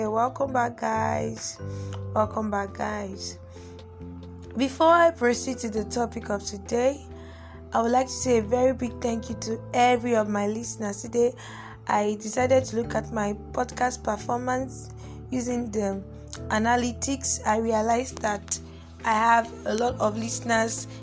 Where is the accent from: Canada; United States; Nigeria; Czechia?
Nigeria; we Nigerians, considering the fact that I am a Nigerian